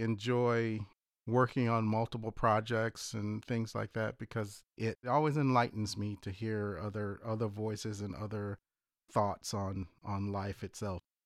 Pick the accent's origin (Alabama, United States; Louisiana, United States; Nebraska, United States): Louisiana, United States; South; moved away; also born or lived in Ithaca, New York; That comes from the Creole in me. So, South Louisiana.